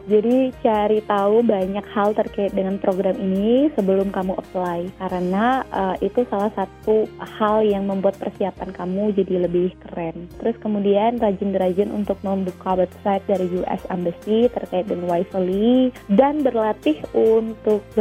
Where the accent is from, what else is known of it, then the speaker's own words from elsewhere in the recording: Bali, Indonesia; Saya dari Bali, eh, dua teman dari Kalimantan, dan satu teman dari East